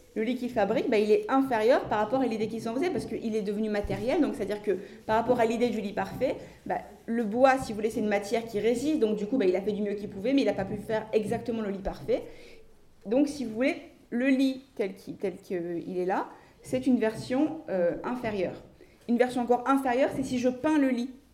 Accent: France; Je suis française

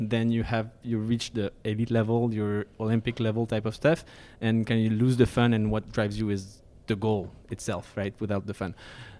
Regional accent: France; accent: French; English is a second language; I'm French from France, so I have a French accent.

